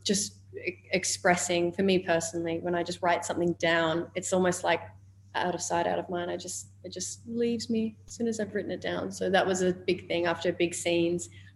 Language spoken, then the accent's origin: English; Australia; accent: Australian; my Australian accent